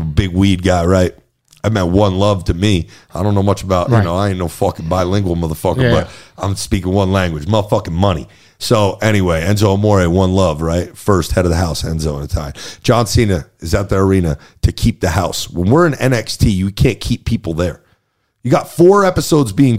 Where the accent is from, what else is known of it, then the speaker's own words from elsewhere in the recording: New Jersey, United States; I come from Jersey